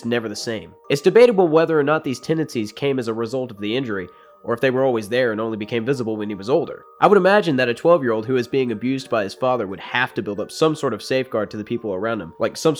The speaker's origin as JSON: {"language": "English", "region": "the South", "country": "United States", "tie": "born or raised there", "said": "Growing up in the South"}